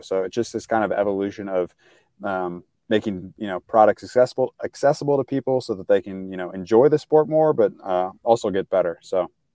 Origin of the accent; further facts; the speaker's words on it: St. Louis, Missouri, United States; I'm from Saint Louis, it's kind of a background, so right in the middle of the country